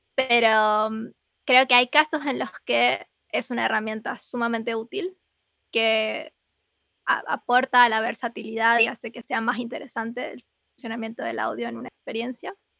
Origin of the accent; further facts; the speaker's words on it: Rosario, Santa Fe, Argentina; soy de Argentina